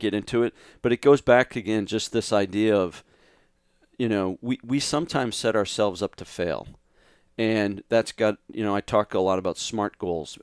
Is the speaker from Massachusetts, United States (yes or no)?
yes; Scituate, Massachusetts, United States; moved away as an adult; now in Austin, United States; I grew up in Massachusetts